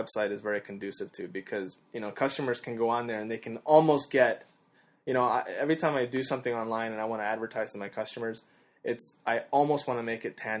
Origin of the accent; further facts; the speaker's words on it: Canada; Yeah, I'm Canadian.